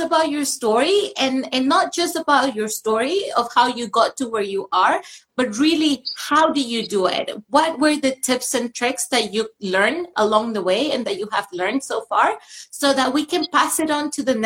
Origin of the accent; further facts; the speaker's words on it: Venezuela; moved away; I grew up in Venezuela where I was represented